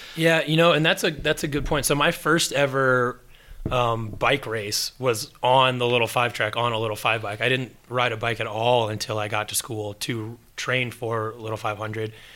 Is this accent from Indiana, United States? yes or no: yes; Indiana, United States; as an Indiana kid